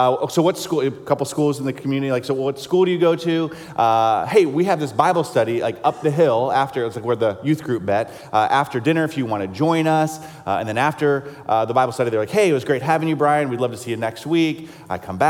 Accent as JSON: {"language": "English", "region": "South Carolina", "country": "United States", "tie": "born or raised there", "said": "I grew up in South Carolina"}